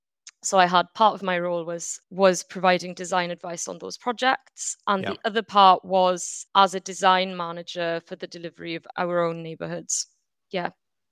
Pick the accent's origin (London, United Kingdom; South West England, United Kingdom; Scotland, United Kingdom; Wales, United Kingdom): Wales, United Kingdom; So yeah, I grew up in Wales, but I'm also half French.